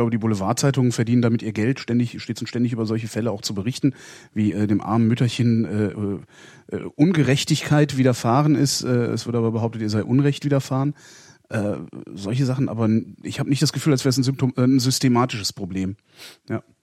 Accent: Göttingen, Lower Saxony, Germany; Äh, ich komme hier aus Göttingen

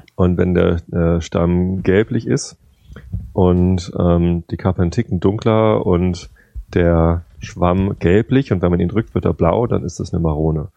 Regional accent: Northern Germany, Germany; hier bei uns in Norddeutschland, wir leben halt auf dem Lande

